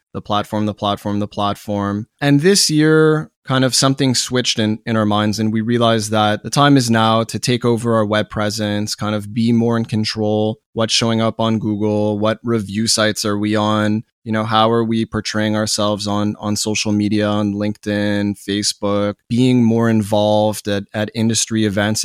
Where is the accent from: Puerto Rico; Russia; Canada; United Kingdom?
Canada; Montreal, Quebec; born and raised in Montreal, Canada